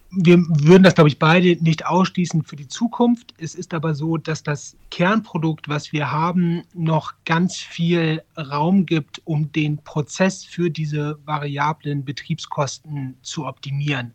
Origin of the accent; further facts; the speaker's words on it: Northern Germany, Germany; moved away as an adult; also born or lived in Mainz / Frankfurt; now in Düsseldorf, Germany; ich bin eigentlich Norddeutscher